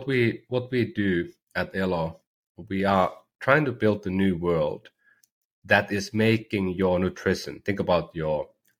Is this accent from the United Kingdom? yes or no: no; Oulu, North Ostrobothnia, Finland; University of Oulu, my hometown university